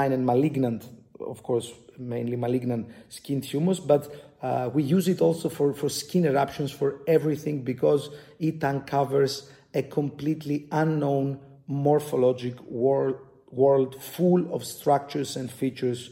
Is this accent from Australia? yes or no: no; Greece; from Greece, from the Aristotle University of Thessaloniki